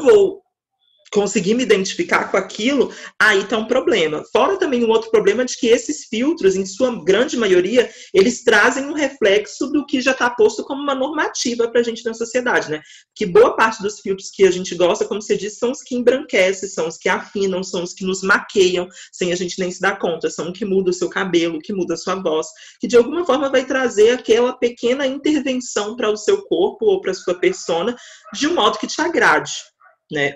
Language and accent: Portuguese; Minas Gerais, Brazil; eu sou de Minas Gerais